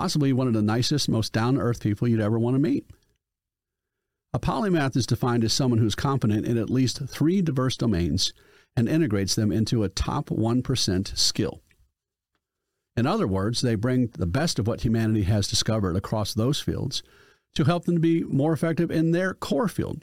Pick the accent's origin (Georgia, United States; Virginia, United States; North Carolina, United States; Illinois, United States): North Carolina, United States; Charlotte; I'm a Mecklenburg County person